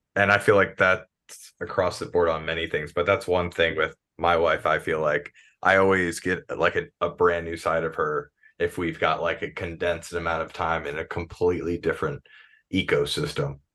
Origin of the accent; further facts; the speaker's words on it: Maryland, United States; So I'm from Maryland